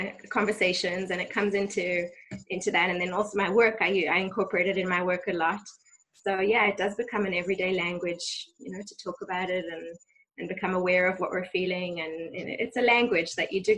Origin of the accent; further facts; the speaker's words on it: South Africa; now in Ra'anana, Israel; growing up in South Africa